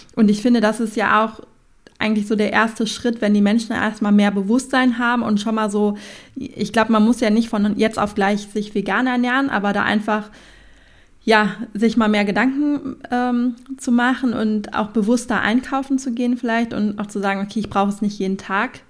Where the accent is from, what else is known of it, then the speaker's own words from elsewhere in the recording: Sauerland, North Rhine-Westphalia, Germany; komme ich ja auch aus dem Sauerland